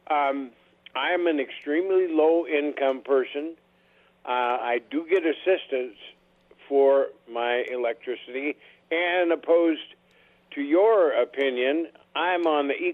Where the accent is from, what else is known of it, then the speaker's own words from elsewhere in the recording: Montana, United States; moved away; I'm from Montana.